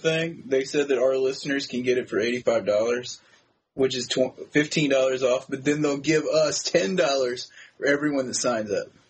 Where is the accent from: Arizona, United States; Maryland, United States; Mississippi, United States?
Maryland, United States; Annapolis; now in Pittsburgh, United States; I'm originally from Annapolis. Yes, the only guy who has ever in the history of mankind moved from downtown Annapolis to freaking Pittsburgh.